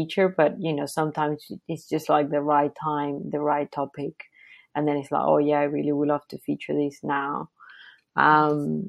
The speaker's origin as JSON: {"language": "English", "country": "Venezuela", "moved": "yes", "said": "I'm from Venezuela. My family lives in Venezuela"}